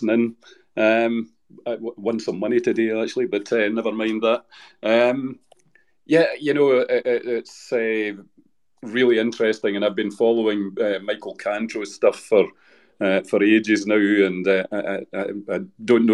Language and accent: English; United Kingdom; I'm technically British